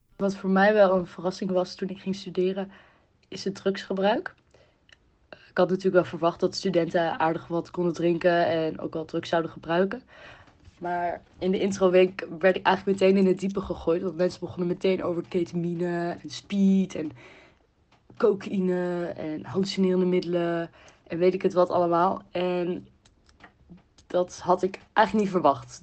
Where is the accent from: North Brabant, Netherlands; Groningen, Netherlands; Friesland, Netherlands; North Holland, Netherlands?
Groningen, Netherlands; moved away; ik kom dan zelf uit Groningen natuurlijk mhm. oorspronkelijk